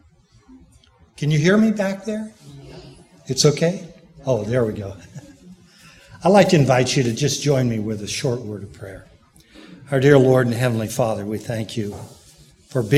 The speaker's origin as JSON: {"language": "English", "town": "Pomona", "region": "California", "country": "United States", "tie": "born or raised there", "also_born_or_lived": "South Carolina", "moved": "as an adult", "said": "I grew up in the Pomona Church"}